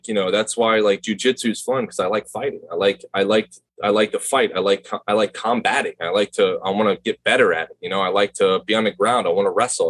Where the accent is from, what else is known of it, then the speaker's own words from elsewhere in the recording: Palm Beach County, Florida, United States; Born and raised in Palm Beach County